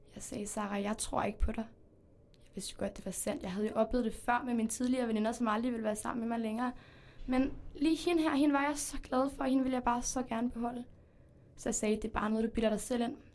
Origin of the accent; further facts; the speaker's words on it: Spain; now in Denmark; Altså, jeg kommer faktisk ikke øh, her fra Danmark. Jeg kommer fra Spanien